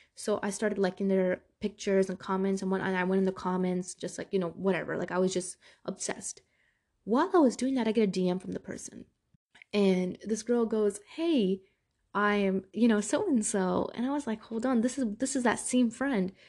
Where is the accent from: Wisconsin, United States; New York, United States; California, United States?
New York, United States; New York City; moved away; Growing up in Brooklyn, New York